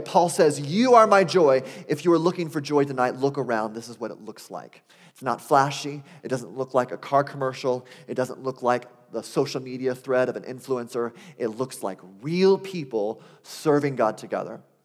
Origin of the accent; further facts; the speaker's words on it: Arizona, United States; I grew up in Arizona